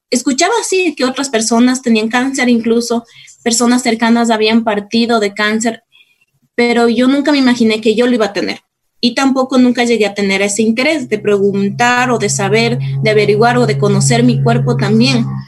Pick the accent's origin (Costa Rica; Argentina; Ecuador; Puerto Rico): Ecuador; Cayambe, Pichincha; now in Quito, Ecuador; yo soy de Cayambe, soy cayambeña, nací acá en Quito, pero fui a vivir en Cayambe, después a mis 22 años regresé acá a Quito